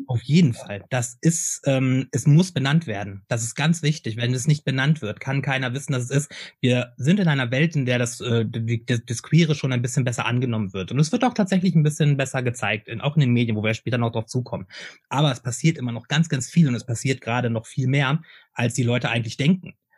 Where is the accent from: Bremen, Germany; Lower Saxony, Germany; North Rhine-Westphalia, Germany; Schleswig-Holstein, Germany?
Lower Saxony, Germany; Hameln; now in Hannover, Germany; Ich bin ja also Hameln, Hameln beziehungsweise Hannover, wo ich, wo ich aufgewachsen bin, beziehungsweise jetzt wohne